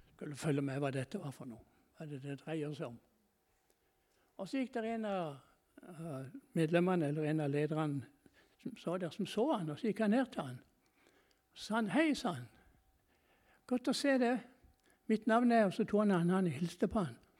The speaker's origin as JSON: {"language": "Norwegian", "country": "Norway"}